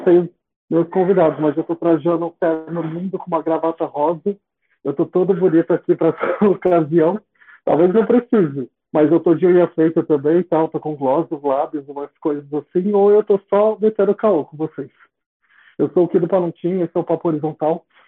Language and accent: Portuguese; São Paulo, Brazil; eu, sou da Zona Leste